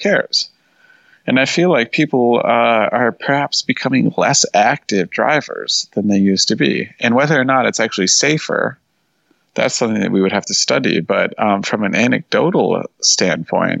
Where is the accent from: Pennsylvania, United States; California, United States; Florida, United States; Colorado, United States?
California, United States; Northern; also born or lived in Los Angeles; I grew up in Northern California in the country